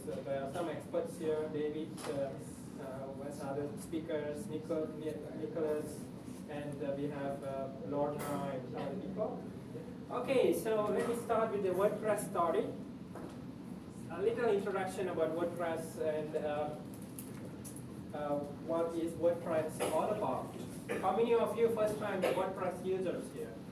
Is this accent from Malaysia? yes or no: yes; Malaysia; Uh, I'm Malaysian